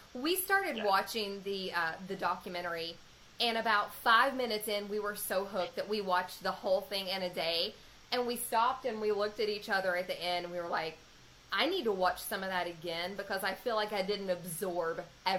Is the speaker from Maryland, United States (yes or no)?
no; West Virginia, United States; I'm from West Virginia.